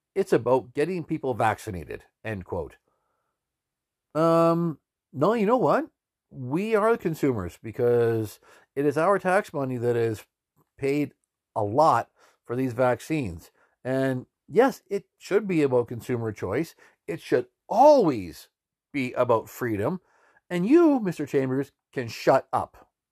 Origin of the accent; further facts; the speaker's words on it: Canada; we're Canadian citizens